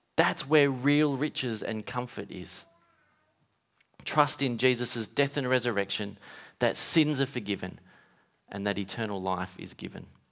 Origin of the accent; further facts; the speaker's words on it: Western Australia, Australia; growing up in Western Australia